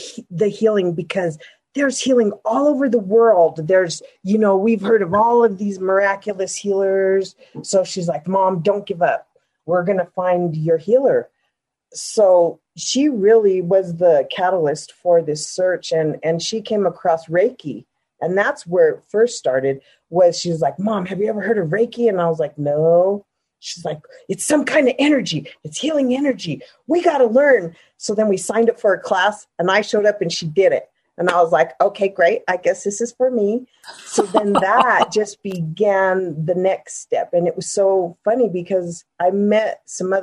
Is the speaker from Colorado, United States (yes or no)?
yes; Denver, Colorado, United States; born and raised in Denver